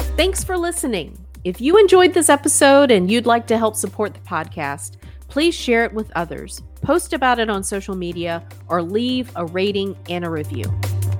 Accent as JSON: {"language": "English", "country": "United States", "said": "as a conservative, as a Marine Corps veteran, uh, as an American"}